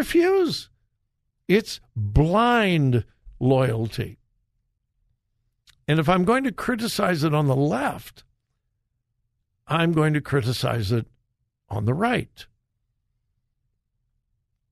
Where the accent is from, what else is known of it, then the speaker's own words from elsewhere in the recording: California, United States; moved away; my home state